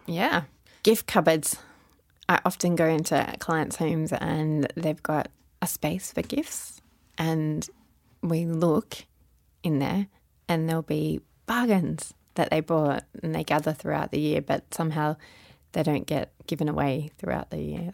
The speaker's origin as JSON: {"language": "English", "town": "Melbourne", "region": "Victoria", "country": "Australia", "moved": "yes", "lives_now": "Sydney, Australia", "said": "I live in Sydney, Australia. But I'm originally from Sydney, Australia. But I live most of my life in Melbourne, so I actually call myself Melbournian"}